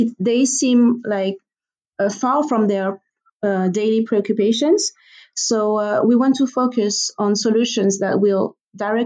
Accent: Guadeloupe; I personally come from an island, so I'm from the Caribbean, from an island called Guadeloupe. It's a French territory

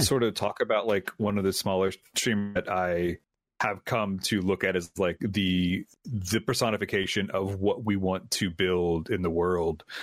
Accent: Memphis, Tennessee, United States; I was born here, raised here, went to high school here

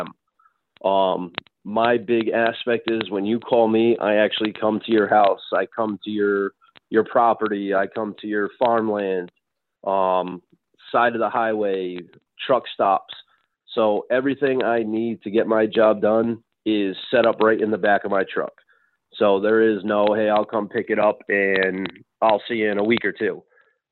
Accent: Rhode Island, United States; moved away; I'm originally from Rhode Island

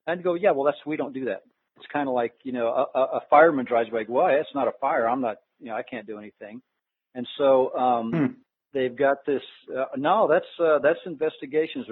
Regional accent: Colorado, United States; I'm from Colorado

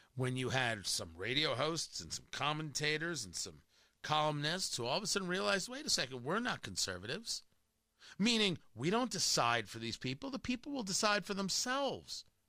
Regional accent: New Jersey, United States; growing up in Jersey

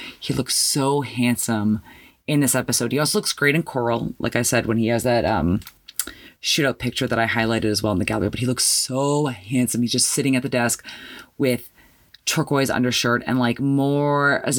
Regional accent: Canada; me being Canadian

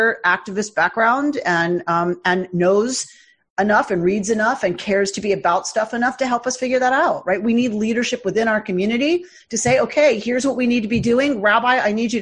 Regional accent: United States; as Jews, as white American Jews

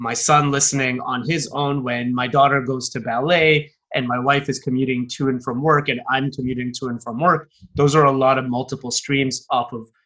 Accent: Toronto, Ontario, Canada; moved away; From my hometown, for example, in Toronto

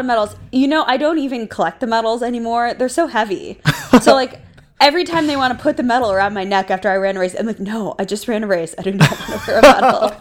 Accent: Minneapolis, Minnesota, United States; moved away as an adult; now in San Francisco, United States; I grew up in Minneapolis, Minnesota

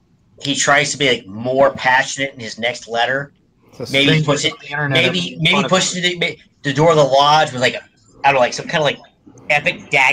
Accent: Pittsburgh, Pennsylvania, United States; now in New England, United States; I'm from Pittsburgh.

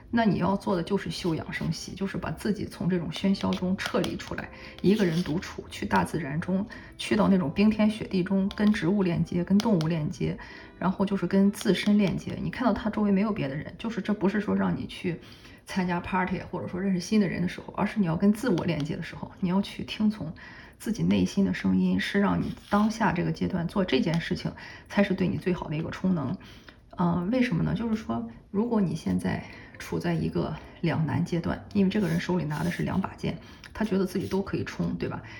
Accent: China; 我们中国人来说，春节也快要到了

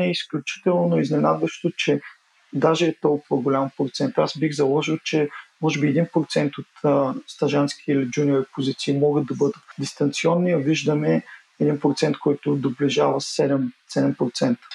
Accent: Burgas, Burgas Province, Bulgaria; now in Sofia, Bulgaria; аз съм родом от Бургас

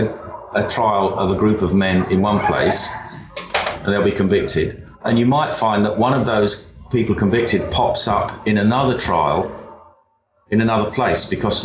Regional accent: England, United Kingdom; our identity as English and British

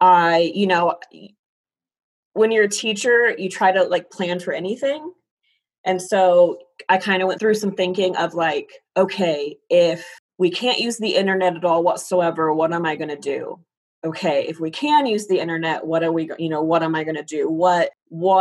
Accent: Colby, Kansas, United States; moved away as an adult; now in Iola, United States; I'm from Colby, Kansas. So it's like the opposite side, northwest Kansas

